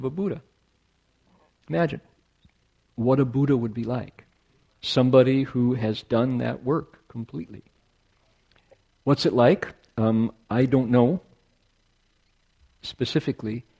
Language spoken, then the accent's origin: English; near the Great Lakes, Midwest, United States; now in California, United States; I am Scots-Irish through Canada, Midwesterner, born near the Great Lakes, who has been in California more than half of my life, by far.